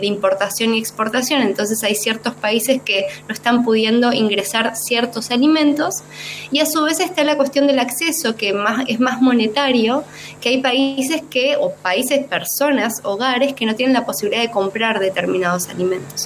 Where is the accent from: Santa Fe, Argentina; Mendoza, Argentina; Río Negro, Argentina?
Río Negro, Argentina; Bariloche; now in Córdoba, Argentina; no nací en Córdoba, soy del sur, soy de Bariloche